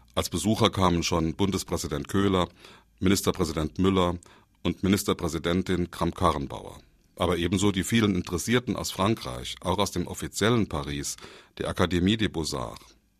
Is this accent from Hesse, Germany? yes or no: no; Saarland, Germany; bei uns im Saarland